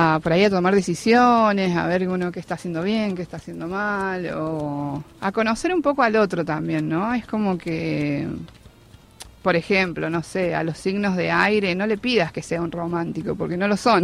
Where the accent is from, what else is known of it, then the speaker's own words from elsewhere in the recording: San Luis, Argentina; moved away as an adult; now in Buenos Aires, Argentina; yo soy de San Luis y me vine a vivir en febrero acá Capital